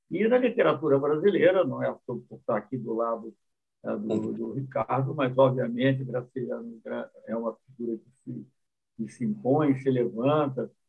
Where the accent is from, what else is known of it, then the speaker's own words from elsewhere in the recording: South Korea; Portuguese is a second language; mas eu fiquei fascinado, para falar a verdade, fascinado em tempo, em tempo que eu sendo coreano no assunto.